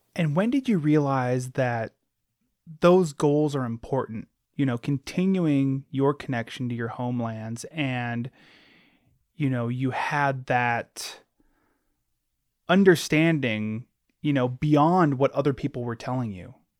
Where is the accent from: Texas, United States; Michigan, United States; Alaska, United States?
Alaska, United States; I grew up in Alaska, born and raised